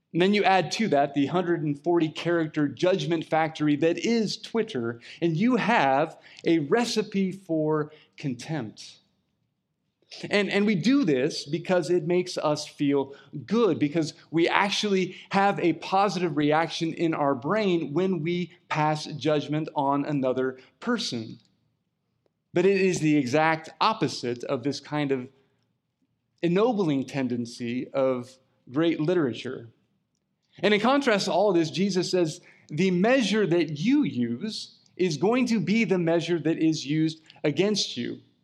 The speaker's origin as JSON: {"language": "English", "region": "California", "country": "United States", "said": "I'm a Californian"}